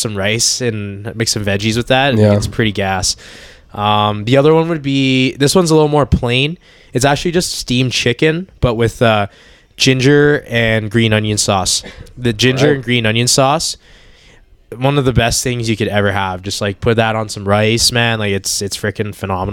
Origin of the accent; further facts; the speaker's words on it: Edmonton, Alberta, Canada; also born or lived in Hong Kong; We moved here when I was very young